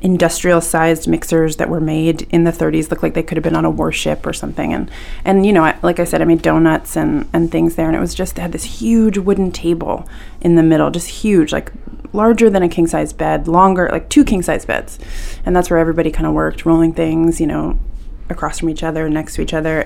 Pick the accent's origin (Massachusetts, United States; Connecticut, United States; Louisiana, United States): Massachusetts, United States; Martha's Vineyard; moved away as an adult; also born or lived in Northampton, Massachusetts; now in Maine, United States; I would come home to Martha's Vineyard in the summers and work at this kind of dingy, sweaty little pie shop in the back of a general store in my hometown called Allie's.